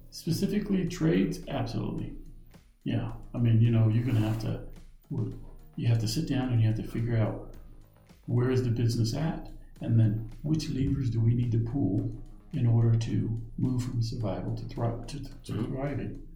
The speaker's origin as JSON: {"language": "English", "country": "United States", "said": "as an American"}